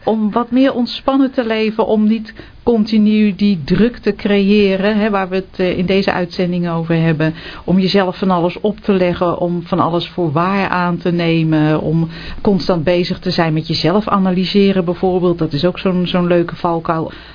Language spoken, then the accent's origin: Dutch; Netherlands; wij zijn ook Nederlanders.